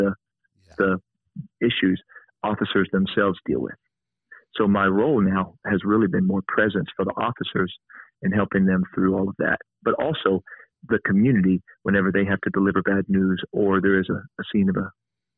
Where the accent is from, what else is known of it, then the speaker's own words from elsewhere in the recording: Mount Vernon, Ohio, United States; also born or lived in St. Louis / Florida; I'm also privileged to be a police chaplain for the Mount Vernon Police Department here in my hometown in Ohio